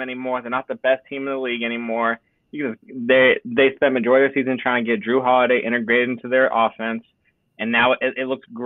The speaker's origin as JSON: {"language": "English", "town": "Phoenix", "region": "Arizona", "country": "United States", "also_born_or_lived": "Los Angeles, California", "said": "I am from Los Angeles. I happen to reside in Phoenix, Arizona for majority of my life."}